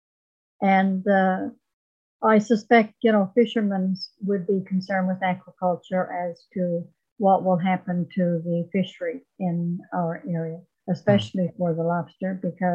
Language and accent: English; Corner Brook, Newfoundland and Labrador, Canada; I grew up in Corner Brook back when they were using sulfur in the mill